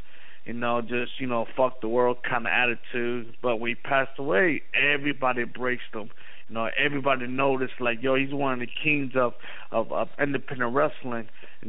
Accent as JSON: {"language": "English", "town": "New York City", "region": "New York", "country": "United States", "said": "I was from Brooklyn."}